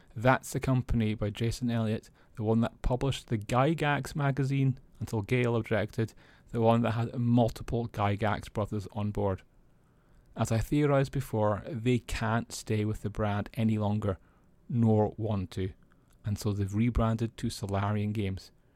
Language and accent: English; Scotland, United Kingdom; I'm Scottish